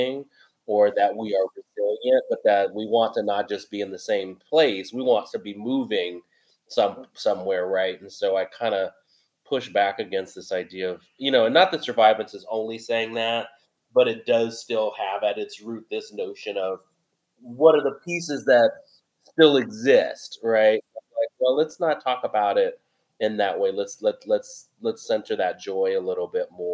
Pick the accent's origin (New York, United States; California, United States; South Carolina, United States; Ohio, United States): California, United States; San Francisco; I was born and raised in San Francisco, Yolamu Ohlone territory.